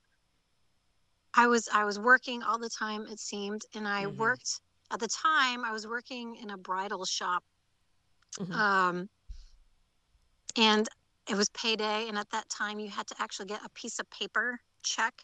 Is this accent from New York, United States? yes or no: yes; Rockland and Orange County, New York, United States; moved away as an adult; also born or lived in Virginia / Syracuse, New York; I grew up outside of the city, in Rockland and Orange County